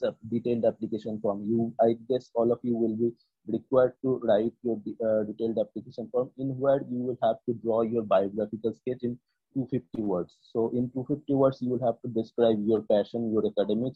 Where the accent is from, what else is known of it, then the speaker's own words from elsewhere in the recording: West Bengal, India; I'm from West Bengal